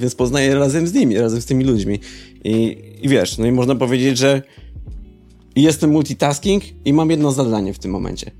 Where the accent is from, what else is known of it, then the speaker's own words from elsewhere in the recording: Oława, Lower Silesian Voivodeship, Poland; wychowałem się w mniejszym mieście, znaczy może to w sumie nie ma znaczenia w jakim mieście tak naprawdę, ale jakby zawód producenta muzycznego w Oławie